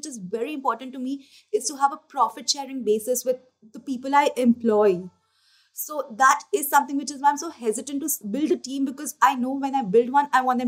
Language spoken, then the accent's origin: English; Kolkata, West Bengal, India; We have this area in Calcutta called Kumartoli